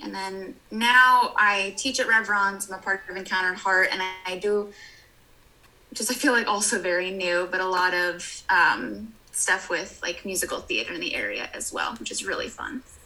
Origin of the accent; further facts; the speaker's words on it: Hawaii, United States; I grew up in Hawaii